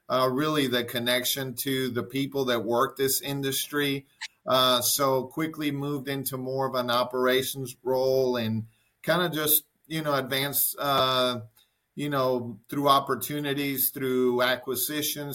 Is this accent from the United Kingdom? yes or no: no; Caracas, Capital District, Venezuela; moved away as an adult; now in United States; I was born in Venezuela, in Caracas, Venezuela, and lived there all the way through my high school years